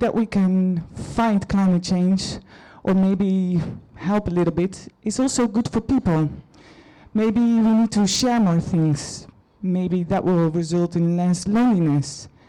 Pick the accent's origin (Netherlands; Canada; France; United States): Netherlands; moved away; I'm from Holland.